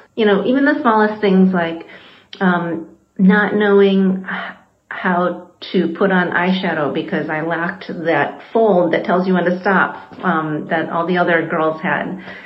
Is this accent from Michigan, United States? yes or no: yes; western Michigan, United States; I uh, grew up in a small rural town in western Michigan.